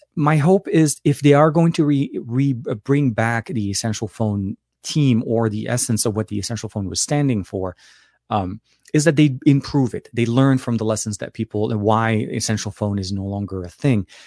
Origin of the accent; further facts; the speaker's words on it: Lebanon; moved away; I was born and raised in Lebanon